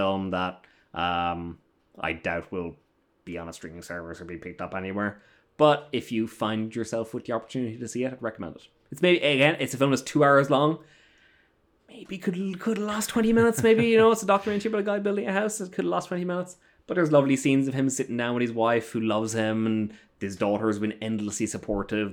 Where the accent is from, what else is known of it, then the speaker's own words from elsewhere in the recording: Ireland; moved away; I'm an Irish gentleman.